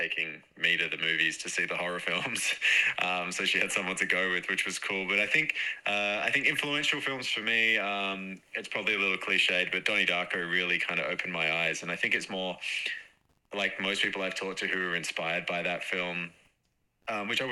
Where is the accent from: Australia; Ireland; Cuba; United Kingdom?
Australia; Perth, Western Australia; I'm from Perth, West Australia